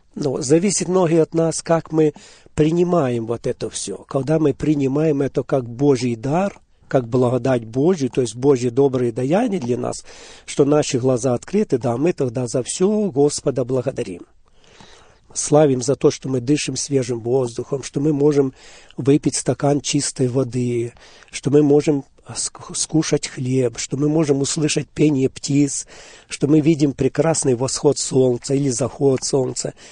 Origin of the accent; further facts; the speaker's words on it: Hadiach, Poltava Oblast, Ukraine; now in Auburn, United States; я сам родился в Полтавской области, город Гадич, сразу в послевоенное время. Жили мы в очень разрушенном городе